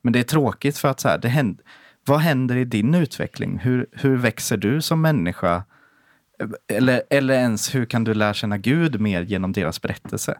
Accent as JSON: {"language": "Swedish", "country": "Sweden", "said": "som svensk"}